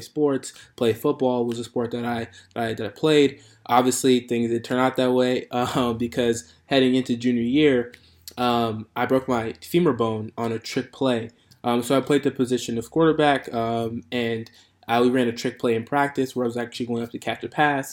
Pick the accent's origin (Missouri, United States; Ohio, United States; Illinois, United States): Illinois, United States; Chicago; moved away as an adult; now in Santa Clara, United States; so I'm from the Chicagoland area. That's where I born, raised, grew up there